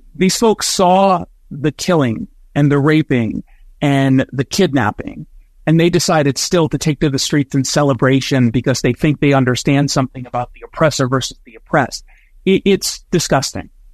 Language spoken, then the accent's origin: English; United States; both an American and as a Jew